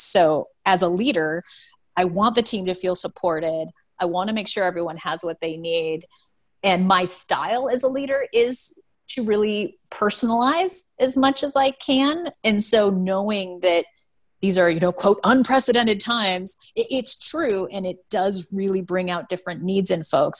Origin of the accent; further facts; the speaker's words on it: Seattle, Washington, United States; I'm, I'm from Seattle